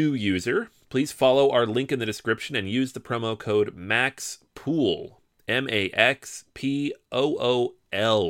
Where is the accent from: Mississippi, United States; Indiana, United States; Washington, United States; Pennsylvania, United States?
Washington, United States; Seattle; now in Brooklyn, United States; I'm from Seattle and I like to think I don't really have much of an accent